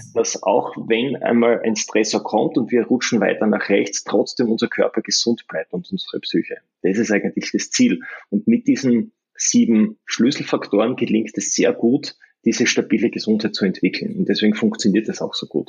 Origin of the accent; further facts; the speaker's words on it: Graz, Styria, Austria; ich bin ja aus Graz, das ist im Süden von Österreich in der Steiermark